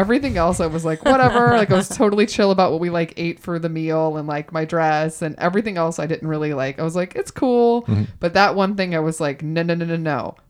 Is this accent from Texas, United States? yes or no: yes; Texas, United States; born there; Well, originally, yes. I was born in Texas. So my mother's side of the family is from Texas.